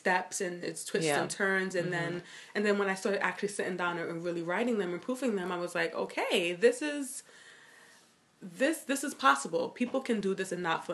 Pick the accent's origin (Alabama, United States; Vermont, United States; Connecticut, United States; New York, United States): New York, United States; New York City; also born or lived in Miami; I grew up in Brooklyn. That's like my hometown. I was born in Miami, but I moved when I was like a year